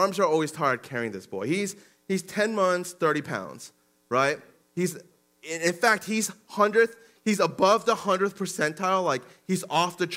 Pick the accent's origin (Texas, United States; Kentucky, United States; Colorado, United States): Colorado, United States; Denver; also born or lived in Aurora, Colorado; Back in the day in Denver and growing up in Denver, and at home, they would be Korean